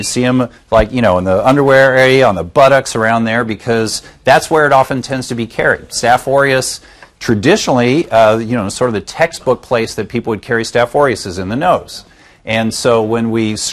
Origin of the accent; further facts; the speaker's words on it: Kansas City, Missouri, United States; now in Southern California, United States; I actually grew up in the Midwest. I'm from Kansas City